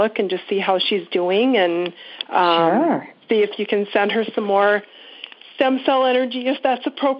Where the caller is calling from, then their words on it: Minneapolis, Minnesota, United States; I am calling from Minneapolis.